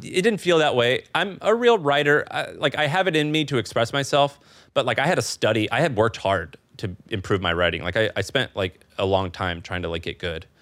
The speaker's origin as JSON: {"language": "English", "region": "Missouri", "country": "United States", "also_born_or_lived": "San Francisco / New York", "moved": "as an adult", "lives_now": "Austin, United States", "said": "I'm from Missouri. My wife's from New York"}